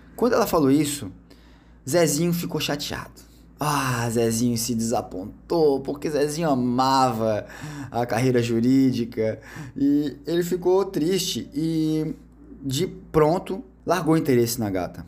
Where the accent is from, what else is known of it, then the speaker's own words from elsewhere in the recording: Brazil; a gente é brasileiro